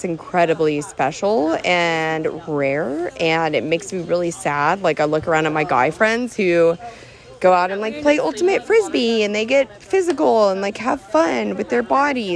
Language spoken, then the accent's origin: English; New Orleans, Louisiana, United States; I'm from New Orleans